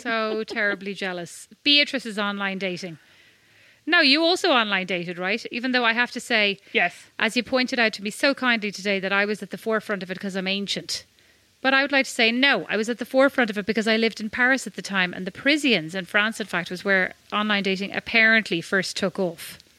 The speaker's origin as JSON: {"language": "English", "country": "Ireland", "said": "I'm Irish."}